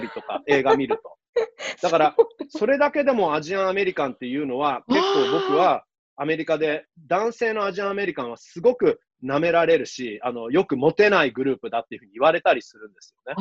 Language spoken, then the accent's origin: Japanese; Japan; 日本に僕ずっと住んでる